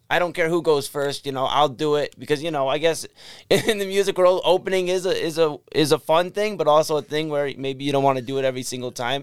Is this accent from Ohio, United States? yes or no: yes; Brooklyn, Ohio, United States; also born or lived in Parma, Ohio / Cleveland, Ohio; I grew up in Brooklyn